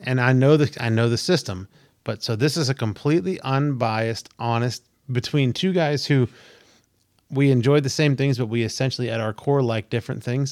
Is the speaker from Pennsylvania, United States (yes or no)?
yes; Pennsylvania, United States; I grew up in the Pennsylvania coast.